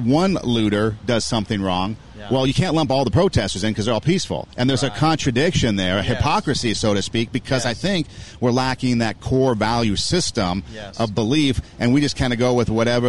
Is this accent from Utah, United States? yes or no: no; Los Angeles, California, United States; I'm from Los Angeles out there on the West Coast, or the Left Coast, as people call it.